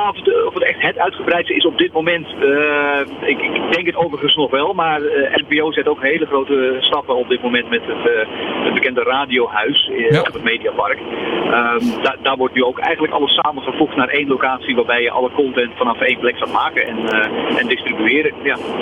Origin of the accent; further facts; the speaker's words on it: Zeeuws-Vlaanderen, Zeeland, Netherlands; ik kom uit Zeeuws-Vlaanderen